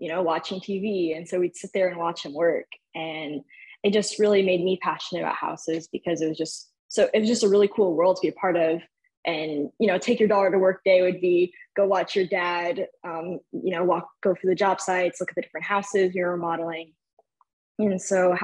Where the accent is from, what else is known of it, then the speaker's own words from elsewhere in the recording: Albany, New York, United States; now in Texas, United States; I'm originally from upstate New York, born and raised in Albany, capital region